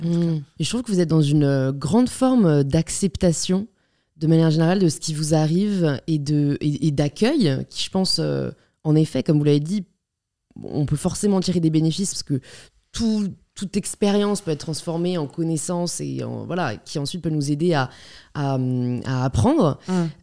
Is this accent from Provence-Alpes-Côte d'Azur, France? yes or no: no; Paris, Île-de-France, France; j'ai grandi à Paris